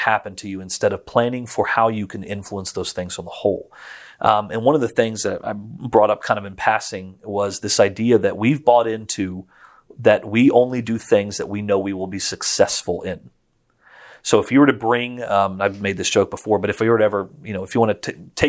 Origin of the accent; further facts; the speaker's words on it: Florence, Tuscany, Italy; I grew up in Florence, Italy, spent most of my life overseas. And so I grew up in a very Catholic world, but member of the Churches of Christ.